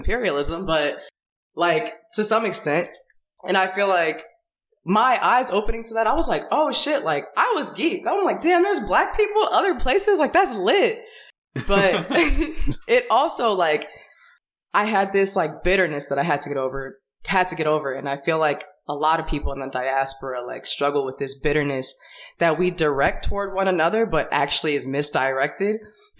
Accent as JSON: {"language": "English", "town": "Detroit", "region": "Michigan", "country": "United States", "tie": "born or raised there", "moved": "as an adult", "lives_now": "New York, United States"}